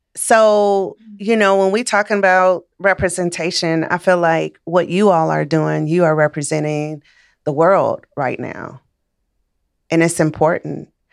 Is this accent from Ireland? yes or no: no; Chicago, Illinois, United States; moved away as an adult; also born or lived in Missouri; I'm from Chicago. Raised in Chicago, went to school in Missouri